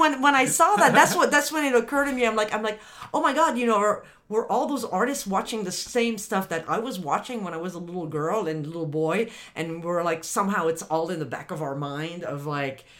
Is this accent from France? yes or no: yes; France; moved away; I grew up in France